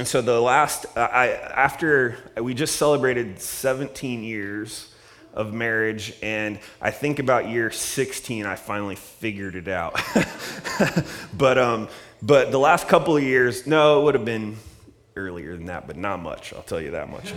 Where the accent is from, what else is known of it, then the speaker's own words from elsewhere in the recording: Columbus, Ohio, United States; now in Redlands, United States; I grew up in Columbus, Ohio